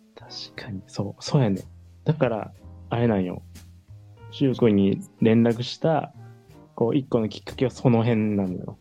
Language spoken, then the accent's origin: Japanese; Kansai, Japan; 関西育ち